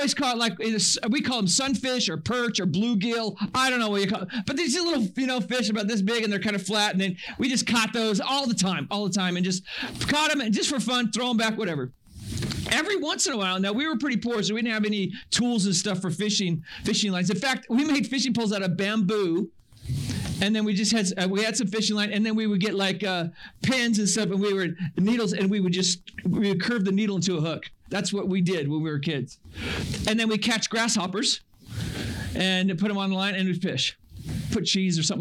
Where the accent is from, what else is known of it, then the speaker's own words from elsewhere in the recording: Northern California, United States; I grew up in Northern California